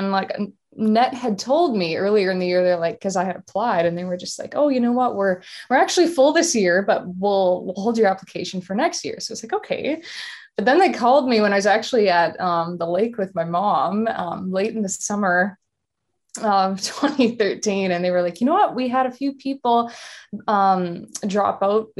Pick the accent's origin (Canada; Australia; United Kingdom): Canada; Winnipeg, Manitoba; Oh my goodness. Well, home sweet home. We are known for our cold weather here, yeah.